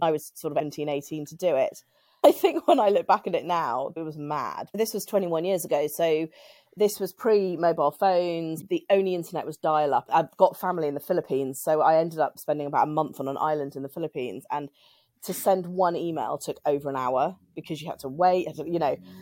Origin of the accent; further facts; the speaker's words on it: United Kingdom; I'm British and I'm in the U K